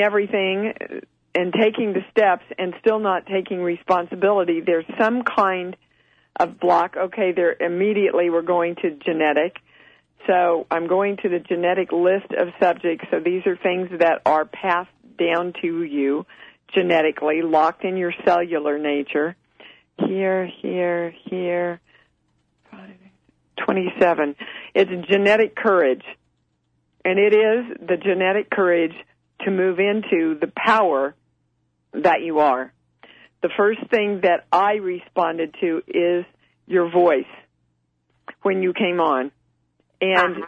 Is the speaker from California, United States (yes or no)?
no; Kansas, United States; moved away; from Kansas